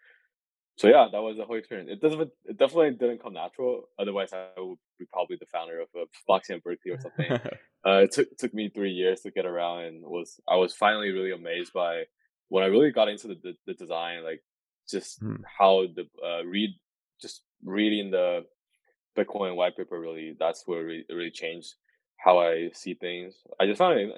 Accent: China; moved away; I came from China as well

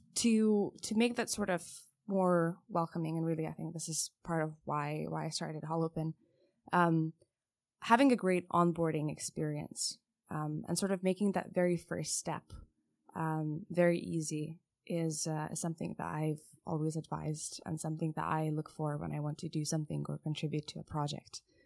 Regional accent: Lithuania; moved away; I'm originally from Lithuania

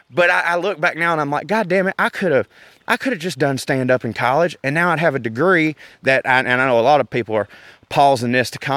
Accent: the South, United States; accent: Southern

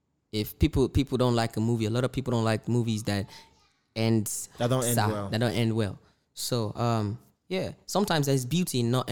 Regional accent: Nigeria; when you hear Indian music, there's really nothing that's as a Nigerian, there's nothing that's supposed to there's nothing attractive that's supposed to attract you in it.

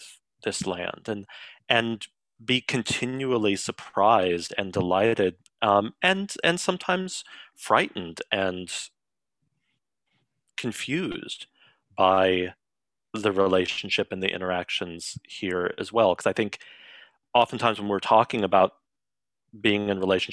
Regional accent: Colorado, United States; now in Sunshine Coast, Canada; where I grew up in Colorado

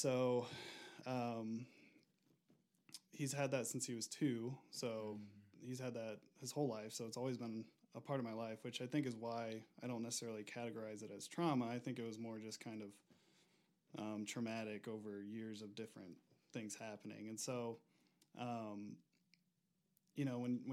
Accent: Auburn, Indiana, United States; moved away as an adult; now in Denver, United States; I'm originally from the Midwest, Auburn, Indiana. I moved out to Denver about 4 years ago

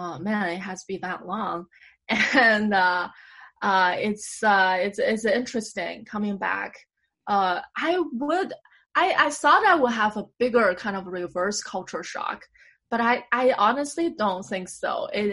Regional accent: Beijing, China; now in New York, United States; we're both Beijinger.

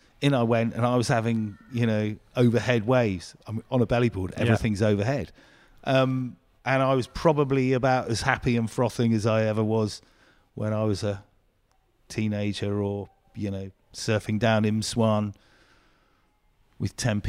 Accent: South West England, United Kingdom; So I grew up in the on Dartmoor, but my parents always used to take us to the beach.

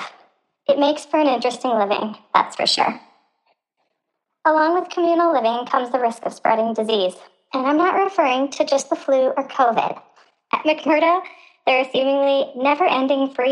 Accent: Midwest, United States; I'm from the Midwest

